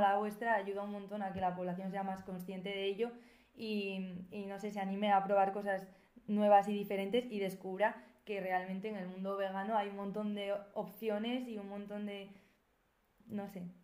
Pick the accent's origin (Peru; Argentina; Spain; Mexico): Spain; Navarre; yo siendo de Navarra, que también soy de un pueblo